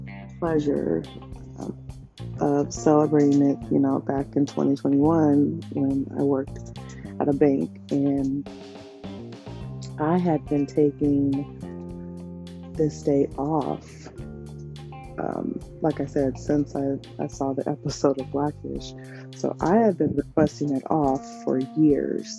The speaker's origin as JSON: {"language": "English", "country": "United States", "tie": "born or raised there", "said": "I am American. I was born here, African American"}